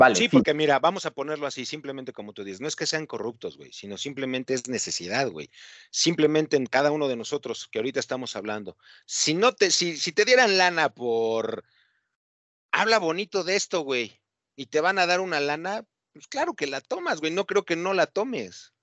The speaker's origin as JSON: {"language": "Spanish", "country": "Mexico", "said": "soy mexicano"}